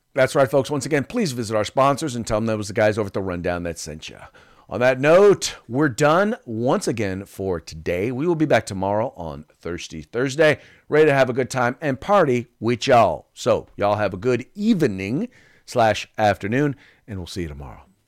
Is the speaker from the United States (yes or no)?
yes; California, United States; whenever I visit other states and I tell them I'm from California